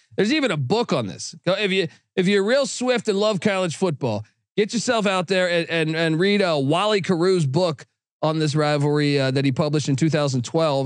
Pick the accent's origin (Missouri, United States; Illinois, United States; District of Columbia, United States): District of Columbia, United States; Washington; I'm from Washington, D C